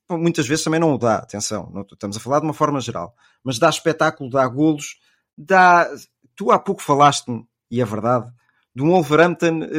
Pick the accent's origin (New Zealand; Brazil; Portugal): Portugal; nós portugueses